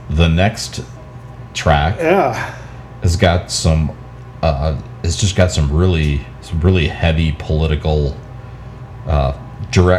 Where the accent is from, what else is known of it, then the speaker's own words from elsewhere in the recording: United States; as an American